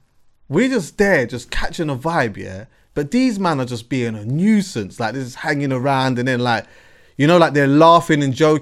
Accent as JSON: {"language": "English", "region": "London", "country": "United Kingdom", "said": "I'm from West"}